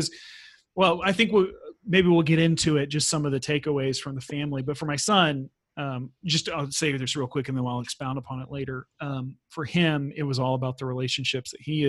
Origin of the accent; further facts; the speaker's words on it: United States; moved away; also born or lived in Sweden; I'm American, but I haven't been there in a while.